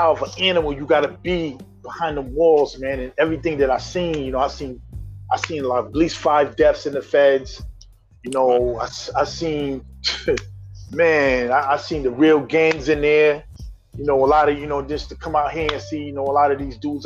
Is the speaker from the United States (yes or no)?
yes; New London, Connecticut, United States; also born or lived in Minneapolis, Minnesota; I was born in Minneapolis, but I've been in New London, Connecticut since I was 7 years old. So that is my hometown